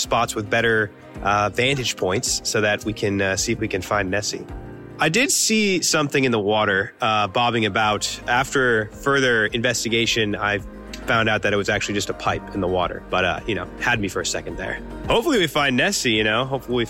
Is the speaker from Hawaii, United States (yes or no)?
no; Texas, United States; I'm from Texas.